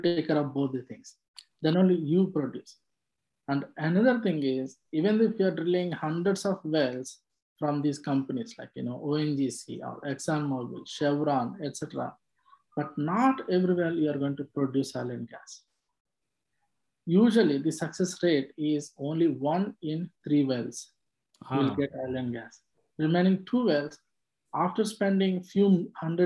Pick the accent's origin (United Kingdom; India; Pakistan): India; Andhra Pradesh; moved away as an adult; also born or lived in Hyderabad; now in Houston, United States; I was born and brought up in Andhra Pradesh in India